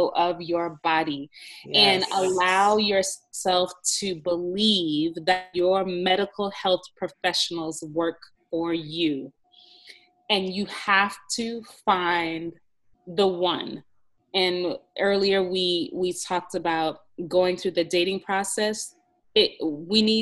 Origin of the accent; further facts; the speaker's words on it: Jamaica; I'm from Jamaica